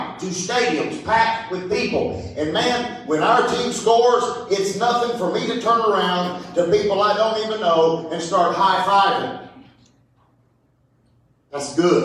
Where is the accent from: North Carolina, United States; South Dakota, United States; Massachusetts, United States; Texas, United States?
North Carolina, United States; High Point; also born or lived in Raleigh, North Carolina / Decatur, Illinois / Yadkinville, North Carolina / Greensburg; now in Louisville, United States; I grew up in High Point, North Carolina